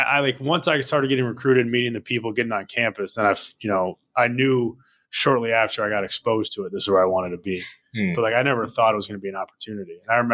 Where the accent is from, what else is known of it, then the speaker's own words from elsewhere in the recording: Lake Bluff, Illinois, United States; also born or lived in California; I claim Chicago. I claim, I say I'm from the suburbs of Chicago. I don't claim the city that hard, although I want to.